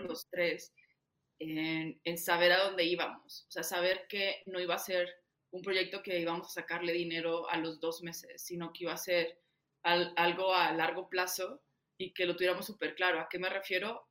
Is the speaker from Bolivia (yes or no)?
no; Saltillo, Coahuila, Mexico; moved away as an adult; also born or lived in Bogotá; yo llegué al mejor coworking de Saltillo, porque de ahí soy